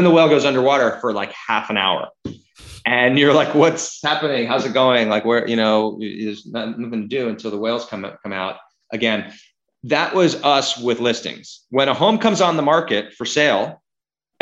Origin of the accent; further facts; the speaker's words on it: New York, United States; also born or lived in Seattle, Washington; now in Los Angeles, United States; I grew up here in New York and then here in LA, but then I found myself in Seattle for 15 years